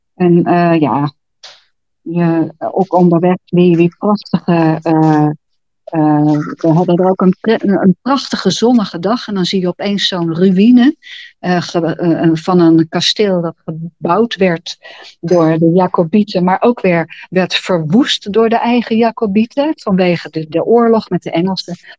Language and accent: Dutch; Netherlands; also born or lived in Pijnacker